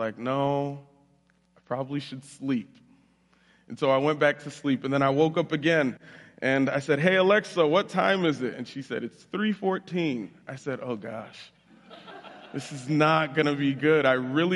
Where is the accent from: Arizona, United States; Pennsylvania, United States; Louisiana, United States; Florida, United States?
Florida, United States; moved away as an adult; also born or lived in Bridgeport, Connecticut; now in Jackson, United States; I was raised down in Florida, so if you hear an accent while I'm speaking, that's why